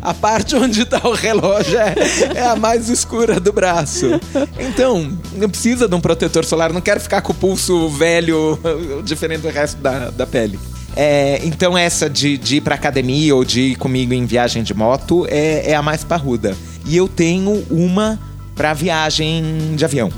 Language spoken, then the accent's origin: Portuguese; São Bernardo do Campo, São Paulo, Brazil; Eu, eu cresci em São Bernardo